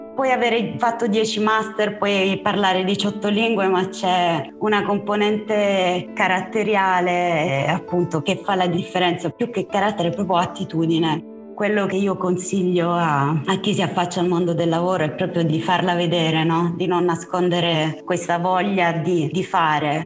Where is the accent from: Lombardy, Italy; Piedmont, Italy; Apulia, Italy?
Apulia, Italy; now in Rome, Italy; io non sono romana, io sono cresciuta in Puglia, in una città di provincia, e io son dovuta venire a Roma